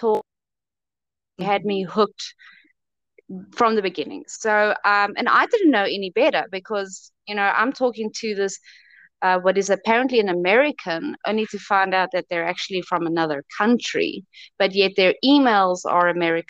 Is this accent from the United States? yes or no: no; South Africa; I'm from South Africa. I was turned down by many South African publishers